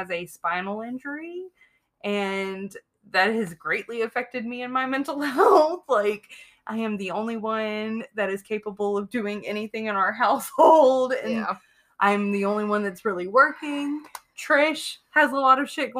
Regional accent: Brandon, Mississippi, United States; now in Alabama, United States; I'm from the Brandon outside of Jackson, Mississippi area.

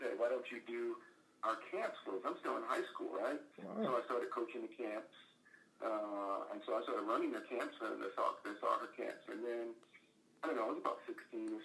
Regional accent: Atlanta, Georgia, United States; also born or lived in New Orleans, Louisiana; I was born in New Orleans, and then my dad got a job in Atlanta, so we moved up to Atlanta. And I don't know, I was 6 years old, 7 years old, somewhere in that range

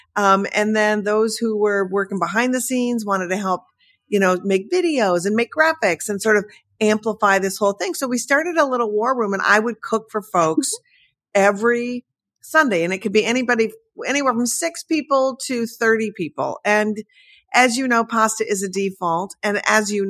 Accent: Midwest, United States; I'm from the Midwest.

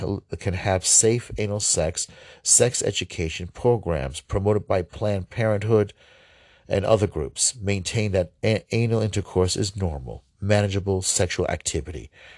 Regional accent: Ohio, United States; I'm going in my home state of Ohio.

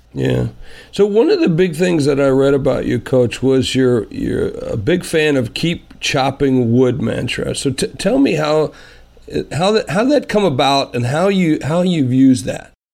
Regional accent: South Dakota, United States; I'm from South Dakota

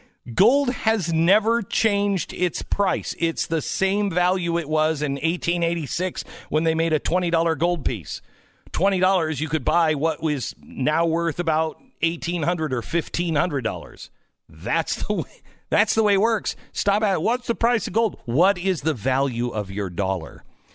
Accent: Pacific Northwest, United States; now in Texas, United States; because I grew up in the Pacific Northwest, I love, like, the windows open. But in Texas, I don't sleep with the windows open

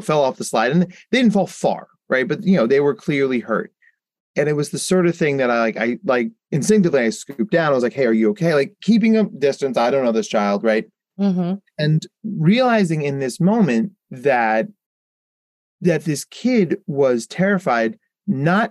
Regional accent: Jersey Shore, New Jersey, United States; I grew up on the Jersey Shore

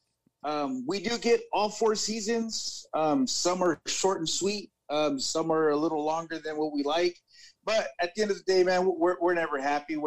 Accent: Central Valley, California, United States; I am from California, Central Valley, right smack in the middle of California

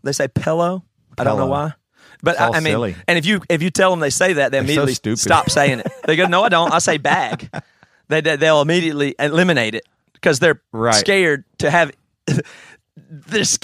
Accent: South Carolina, United States; I'm from Sakalana

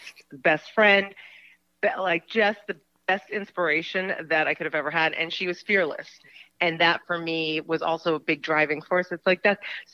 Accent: Germany; also born or lived in New York; now in United States; I grew up in Germany

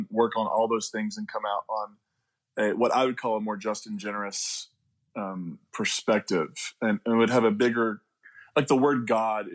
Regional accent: Eastern Kentucky, United States; also born or lived in West Virginia; I'm from Kentucky. I'm from the coal fields of Kentucky and West Virginia. So Eastern Kentucky, West Virginia area.

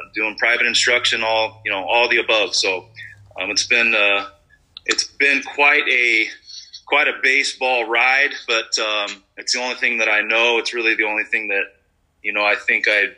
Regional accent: San Diego, California, United States; now in Dubuque, United States; I grew up in San Diego

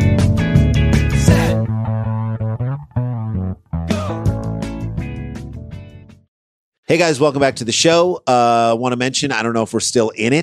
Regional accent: St. Louis, Missouri, United States; the house we grew up in St. Louis

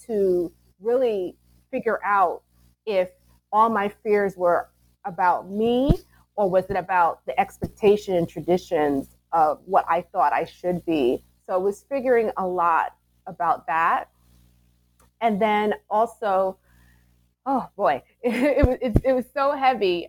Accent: New York City, New York, United States; moved away as an adult; now in New Jersey, United States; I'm originally from Brooklyn, New York, and my elementary school is named after Langston Hughes.

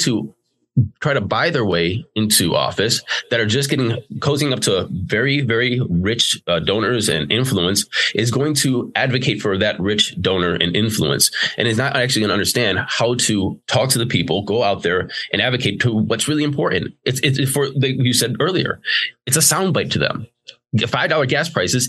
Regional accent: Cleveland, Ohio, United States; also born or lived in Bedford, Ohio / Chardon, Ohio / Solon, Ohio / Twinsburg, Ohio; now in Bay Village, United States; I grew up in Slavic Village. I lived in a place called Bedford. I lived in Chardon and Solon and Twinsburg and Streetsboro. I'm currently in Bay Village

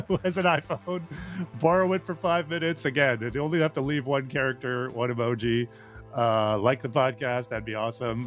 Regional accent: Edmonton, Alberta, Canada; moved away; I am from Edmonton, Alberta, Canada originally

